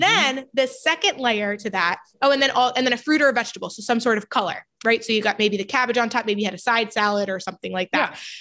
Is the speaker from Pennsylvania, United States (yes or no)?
no; New York, United States; I'm from New York